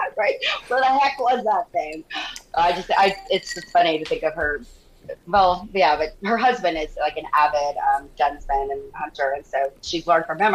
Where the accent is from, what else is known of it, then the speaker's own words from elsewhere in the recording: Santa Fe, New Mexico, United States; moved away as an adult; also born or lived in Austin, Texas; now in Newport Beach, United States; I was born in Austin, but I grew up in Santa Fe, New Mexico